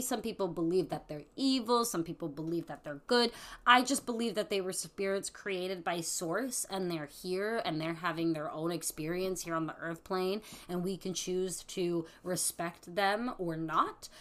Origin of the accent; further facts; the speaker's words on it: New York, United States; I'm a New Yorker